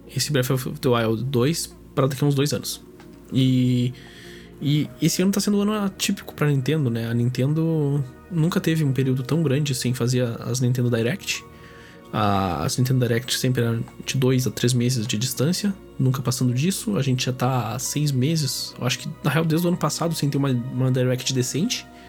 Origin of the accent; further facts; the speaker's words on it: Brazil; eu sou brasileiro